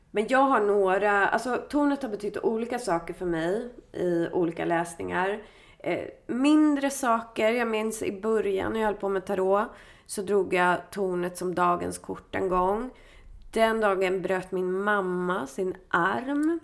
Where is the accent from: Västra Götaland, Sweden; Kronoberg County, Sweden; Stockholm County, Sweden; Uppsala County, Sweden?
Stockholm County, Sweden; Stockholm; i Bromma där jag är ifrån.